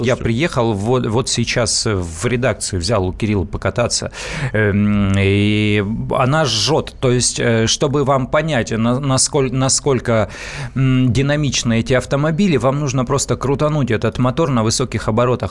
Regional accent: Siberia, Russia; now in Moscow, Russia; я просто родом из Сибири

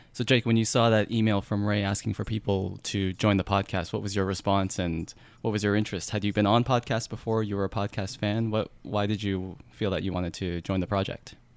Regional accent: Canada; accent: Canadian; my Canadian accent

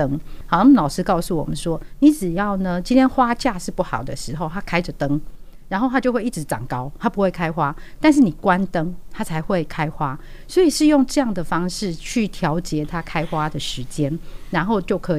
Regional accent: Tianwei, Changhua County, Taiwan; 那我是来自彰化田尾，好，那彰化田尾，我想它相当有名，就是公路花园嘛，嗯，所以我从小就生长在那个花丛当中。

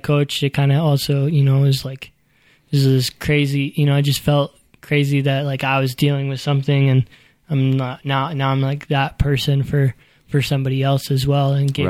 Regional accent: Louisville, Kentucky, United States; I grew up in Louisville, Kentucky.

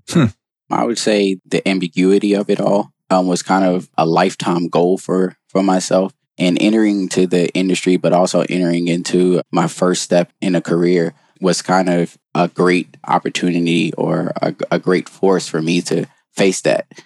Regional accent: North Carolina, United States; moved away; also born or lived in Baltimore, Maryland; I'm originally from North Carolina

